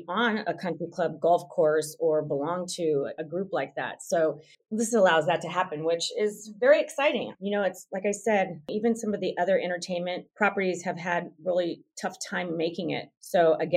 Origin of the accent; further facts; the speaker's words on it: Northern California, United States; I'm actually from Northern California, where there is a Topgolf in Roseville